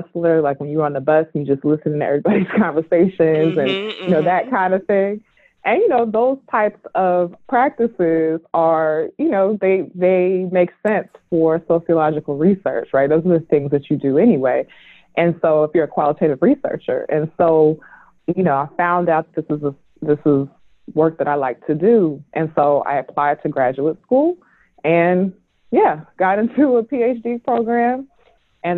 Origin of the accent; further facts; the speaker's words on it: Oakland, California, United States; I'm originally from Oakland, California